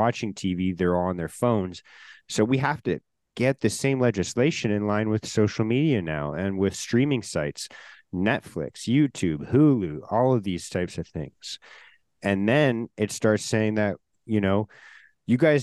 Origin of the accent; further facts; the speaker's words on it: Canada; this like part of Canadian culture of like not being American.